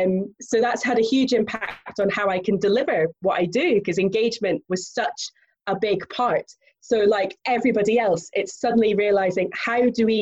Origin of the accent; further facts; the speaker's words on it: Findhorn, Scotland, United Kingdom; I grew up on the Murray coast, so having Fintorn Beach literally on my doorstep